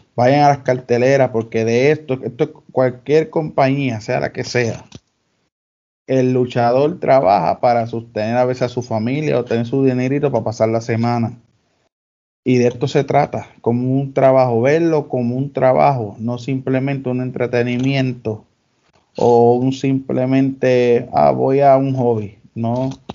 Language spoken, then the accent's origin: Spanish; Dorado, Puerto Rico; en mi pueblo, en Dorado